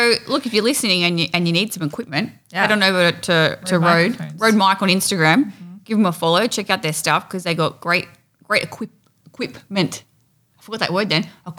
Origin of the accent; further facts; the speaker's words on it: Australia; growing up in Australia